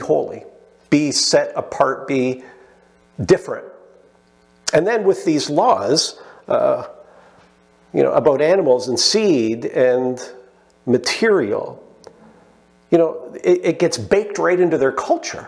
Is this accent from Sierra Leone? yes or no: no; Canada; I love being Canadian. I wouldn't want to live anywhere else.